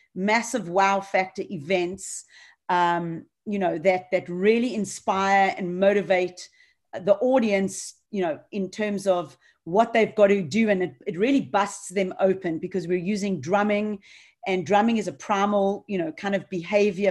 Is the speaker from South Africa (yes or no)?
yes; Johannesburg, Gauteng, South Africa; moved away; growing up in Johannesburg